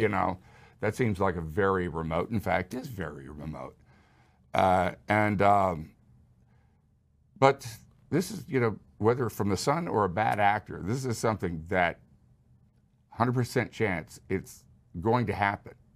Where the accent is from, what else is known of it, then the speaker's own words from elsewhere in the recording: Houston, Texas, United States; I grew up in Houston